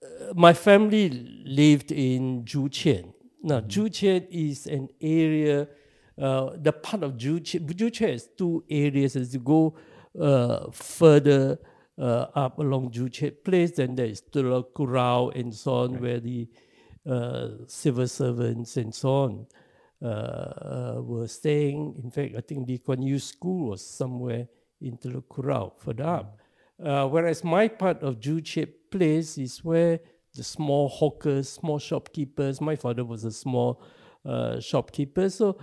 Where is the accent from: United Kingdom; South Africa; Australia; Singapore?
Singapore; I was born in Singapore.